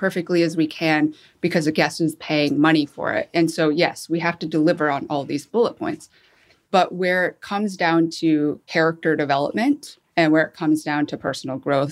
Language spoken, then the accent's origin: English; Michigan, United States; moved away as an adult; also born or lived in Seoul, South Korea; I was adopted, flew to Michigan, met my family, and grew up till I was 18 and lived in Michigan